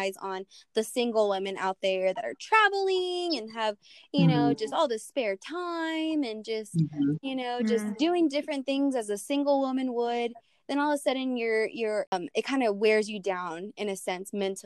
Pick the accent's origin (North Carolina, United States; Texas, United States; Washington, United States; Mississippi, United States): Texas, United States; Brownfield; moved away; I was in my hometown there in Brownfield